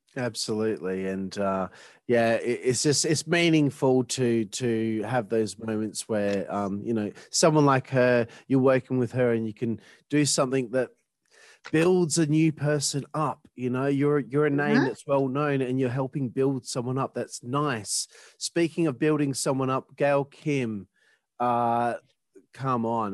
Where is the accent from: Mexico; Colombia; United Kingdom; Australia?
Australia; I'm Australian